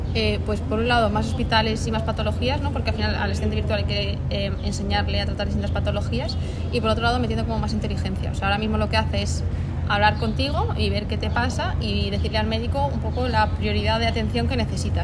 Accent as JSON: {"language": "Spanish", "town": "Segovia", "region": "Castile and León", "country": "Spain", "tie": "born or raised there", "also_born_or_lived": "Madrid / Brazil / Valencia", "moved": "as an adult", "said": "yo salgo de Segovia, aunque hay gente que no se lo cree, pero soy de Segovia. Y bueno, estuve ahí hasta los 18"}